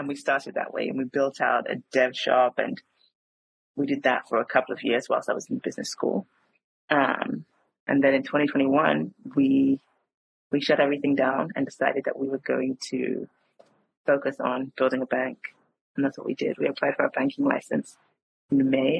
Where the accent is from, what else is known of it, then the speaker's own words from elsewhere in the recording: Croydon, London, United Kingdom; moved away as an adult; also born or lived in United States / South Africa / Nigeria; I'm Nigerian, actually, but raised in South London. So I was raised in Croydon